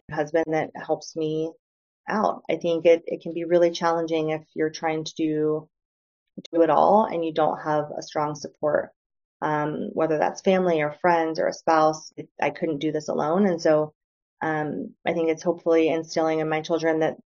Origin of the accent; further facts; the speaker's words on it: Northeast Ohio, United States; moved away as an adult; also born or lived in San Francisco; I grew up in a blue collar area in Northeast Ohio